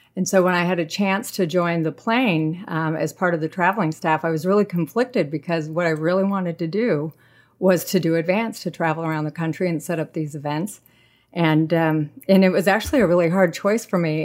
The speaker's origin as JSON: {"language": "English", "town": "San Jose", "region": "California", "country": "United States", "tie": "born or raised there", "also_born_or_lived": "Chico, California", "moved": "as an adult", "lives_now": "Washington, United States", "said": "I grew up in San Jose, California"}